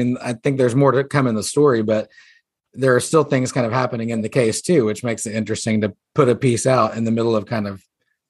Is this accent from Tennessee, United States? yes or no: no; Missouri, United States; I'm from Missouri.